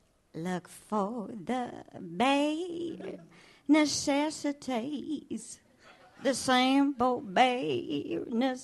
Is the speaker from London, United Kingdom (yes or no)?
no; Morley, Yorkshire and the Humber, United Kingdom; also born or lived in Pudsey; I'm actually from Morley.